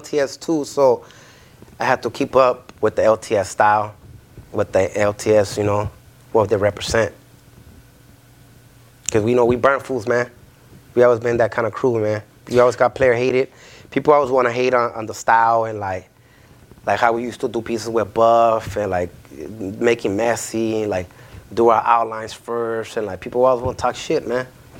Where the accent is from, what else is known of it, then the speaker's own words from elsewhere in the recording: Los Angeles, California, United States; we are from Miss City